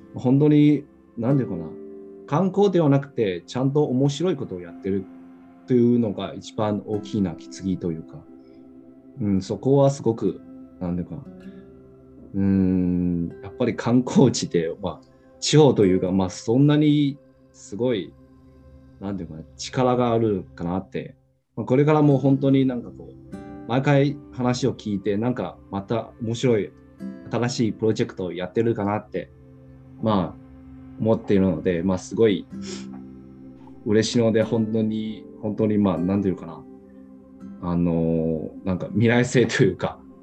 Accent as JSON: {"language": "Japanese", "town": "Xiamen", "region": "Fujian", "country": "China", "tie": "born or raised there", "second_language": "Japanese", "moved": "as an adult", "lives_now": "Japan", "said": "僕の出身というか、まあ、中国のアモ"}